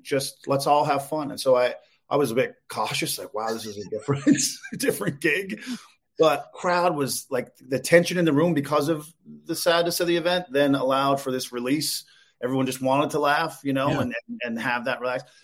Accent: Newfoundland and Labrador, Canada; moved away; also born or lived in Calgary, Alberta; I'm, I'm from Newfoundland originally

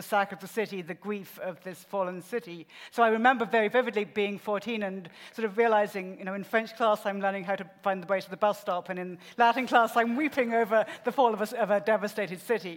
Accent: United Kingdom; moved away as an adult; now in United States; I grew up in the UK, as you can tell, we're shy British girls, but I've also spent the last 25 years, something that feels unreal amount of time in the US.

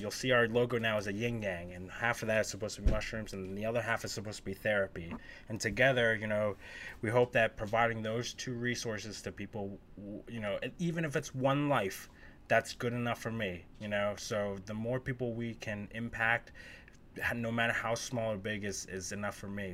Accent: Northeast, United States; growing up in the Northeast

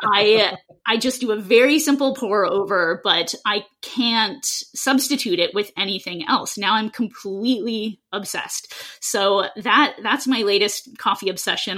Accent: Seattle, Washington, United States; I grew up in Seattle

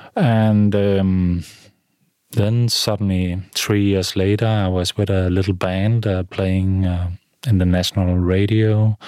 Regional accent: middle of Jutland, Central Denmark Region, Denmark; also born or lived in London; now in Copenhagen, Denmark; I'm from the middle of Jutland in a small town

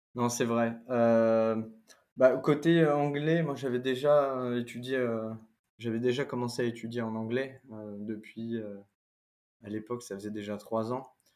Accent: France; accent: French accent in English; un accent français

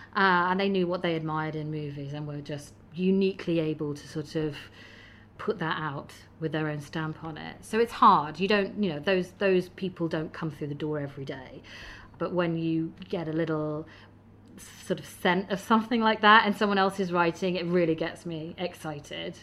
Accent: Midlands, United Kingdom; moved away as an adult; now in London, United Kingdom; I travelled south from growing up in the Midlands.

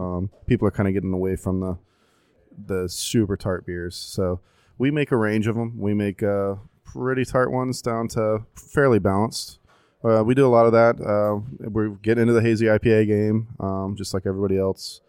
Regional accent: Tampa, Florida, United States; born and raised in Tampa

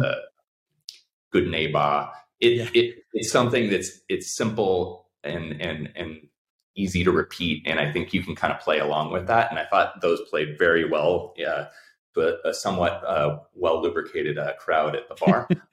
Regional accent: Bay Area, California, United States; I grew up in the Bay Area

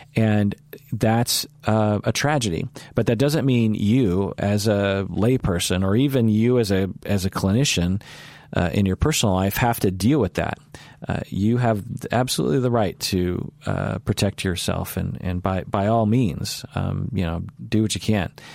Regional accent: United States; I'm Asian American.

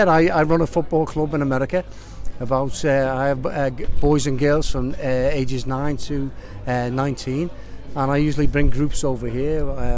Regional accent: Liverpool, North West England, United Kingdom; accent: Scouse; now in New York, United States; I'm from New York, just outside of New York, originally from Liverpool.

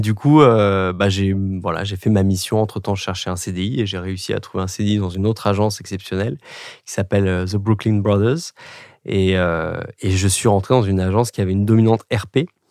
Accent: France; first language French; moved away as an adult; also born or lived in England; nous, les Français

